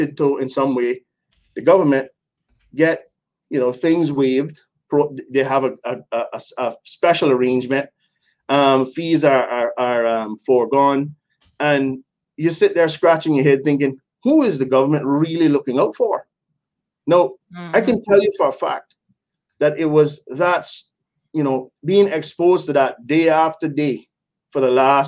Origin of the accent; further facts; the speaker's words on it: West Bay, Cayman Islands; I was born in West Bay, but I've lived just in about every corner of the island